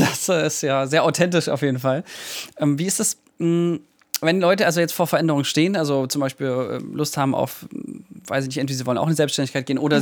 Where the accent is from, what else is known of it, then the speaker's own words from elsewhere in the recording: Mühlhausen, Germany; in meiner Heimatstadt